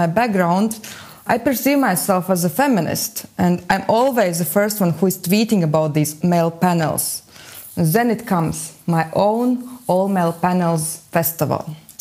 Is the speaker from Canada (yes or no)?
no; Riga, Latvia; I am from Latvia, from Riga